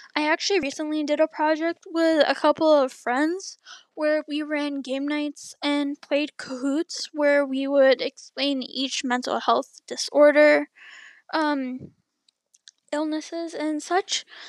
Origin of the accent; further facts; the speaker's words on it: Canada; I'm Canadian.